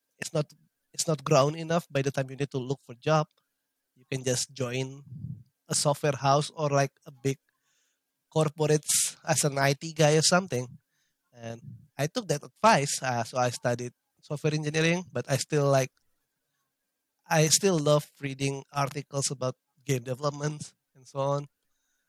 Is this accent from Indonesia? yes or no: yes; Indonesia; I live in Indonesia